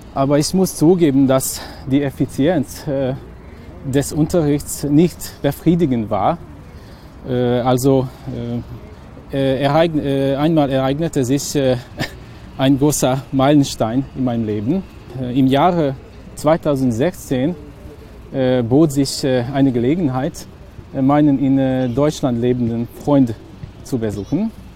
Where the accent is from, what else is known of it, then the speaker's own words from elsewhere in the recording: village near Subotica, Vojvodina, Serbia; German is a second language; moved away as an adult; now in Hungary; ich bin in Bochum aufgewachsen, also in einem Dorf, das in der Nähe von Subotica liegt.